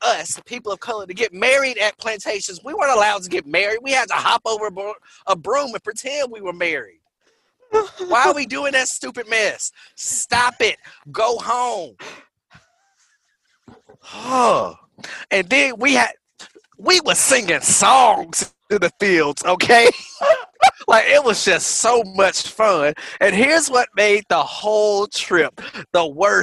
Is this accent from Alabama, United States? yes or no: yes; Central Alabama, United States; Yeah, I'm from Central Alabama. There's Central literally Alabama, a star. There's a star in the middle of my town that says it's the geographic center of the state.